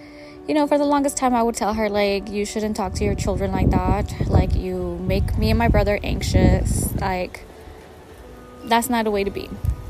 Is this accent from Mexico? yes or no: yes; Mexico; This also comes from the mindset of like growing up in Mexico and not having a lot.